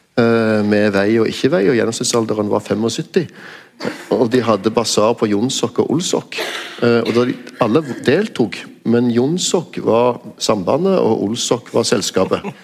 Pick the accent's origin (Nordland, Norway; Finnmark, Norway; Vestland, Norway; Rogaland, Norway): Rogaland, Norway; Stavanger; min hjemby